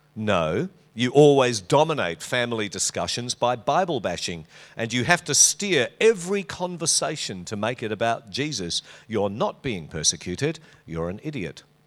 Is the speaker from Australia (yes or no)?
yes; Western Australia, Australia; moved away; It's good over there. It's my home state.